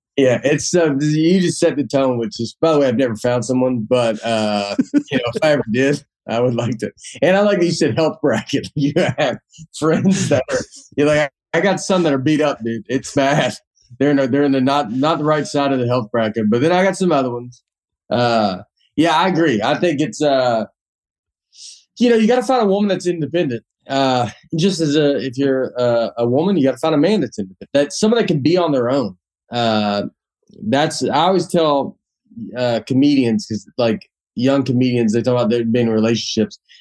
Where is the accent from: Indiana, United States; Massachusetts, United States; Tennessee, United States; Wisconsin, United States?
Tennessee, United States; Old Hickory; moved away as an adult; also born or lived in New York; I'm from Old Hickory, Tennessee